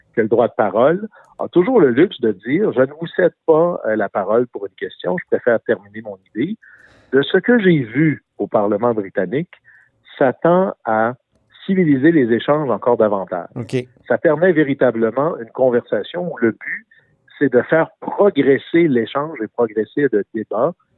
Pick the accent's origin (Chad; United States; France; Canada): Canada; Quebec; chez moi au Sénégal-Saint-Jean, on fait de l'aluminium